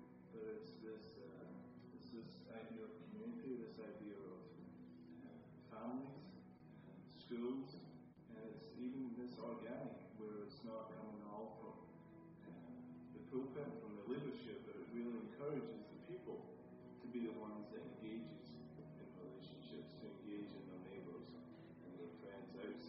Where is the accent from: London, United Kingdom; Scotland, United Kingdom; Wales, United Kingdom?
Scotland, United Kingdom; You know, for me, growing up in Scotland, life is very much not shaped around the size of your home, the size of your car, and the money that you have.